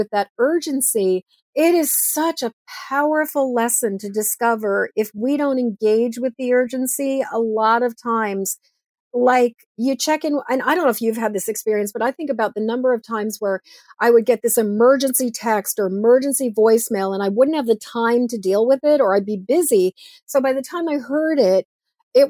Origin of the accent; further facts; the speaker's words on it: Massachusetts, United States; now in Maine, United States; I grew up in Massachusetts.